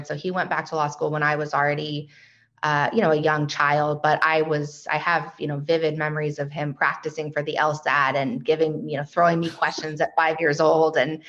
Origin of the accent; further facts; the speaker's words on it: Austin, Texas, United States; moved away as an adult; also born or lived in New Orleans / Madrid, Spain / New York City; I'm in Austin. I was actually born and raised here in Austin and kind of moved around a lot in my, you know, young adult life. I was in New Orleans for undergrad